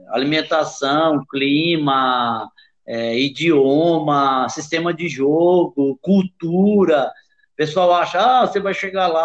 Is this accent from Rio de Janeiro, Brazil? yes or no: yes; Rio de Janeiro, Brazil; moved away; also born or lived in Frankfurt, Germany; eu saí do Brasil, do Rio de Janeiro, né, na final de, de do Maracanã com 40 graus no Rio, e fui para a Alemanha, para Frankfurt, com menos 10.